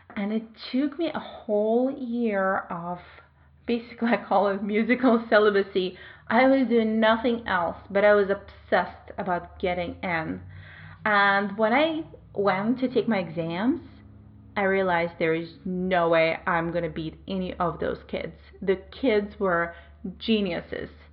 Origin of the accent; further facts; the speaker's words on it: Belarus; moved away as an adult; also born or lived in Moscow, Russia; I moved from my home country, Belarus, to Russia. I was 19.